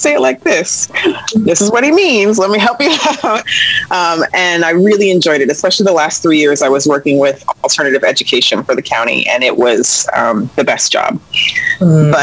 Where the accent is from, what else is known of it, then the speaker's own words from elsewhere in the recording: Columbia, Maryland, United States; also born or lived in New York City; I'm born and bred in Columbia, Maryland, which is unique, I think.